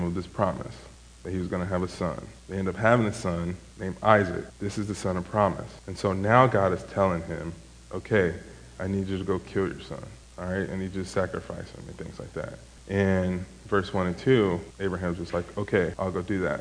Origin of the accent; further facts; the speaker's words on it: Chicago, Illinois, United States; I am from Chicago